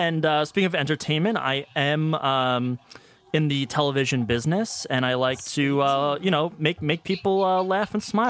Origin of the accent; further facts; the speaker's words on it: Long Island, New York, United States; I am from Long Island, New York.